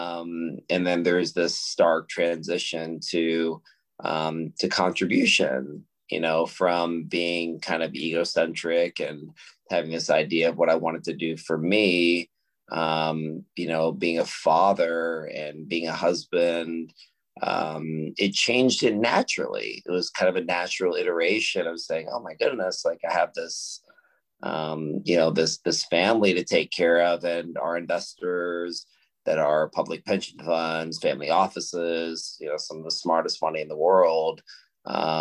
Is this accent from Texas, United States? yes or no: yes; Austin, Texas, United States; We're one of the largest real estate owners in Austin, Texas, which is my hometown.